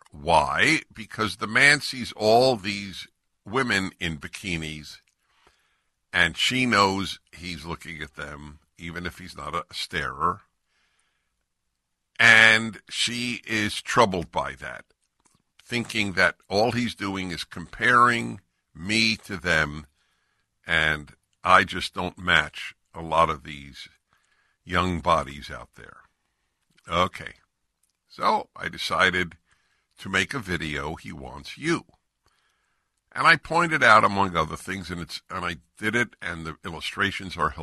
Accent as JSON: {"language": "English", "region": "California", "country": "United States", "said": "I'm from California."}